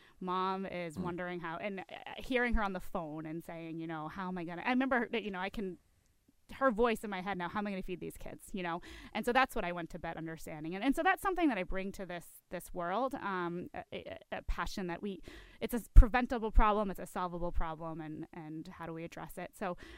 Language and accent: English; Ipswich, Massachusetts, United States; also born or lived in Peabody; I grew up in the North Shore. I was in Peabody as a younger child, and then in Ipswich later in life.